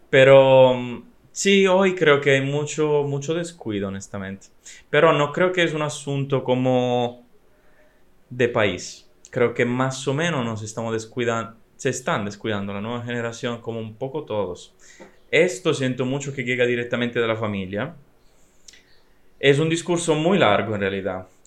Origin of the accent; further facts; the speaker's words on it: Italy; La ideología que anda en mi país. En estos días no me está gustando mucho en realidad. Eh, mm, es muy decepcionante la situación porque sí, Italia es muy conocida para muchas cosas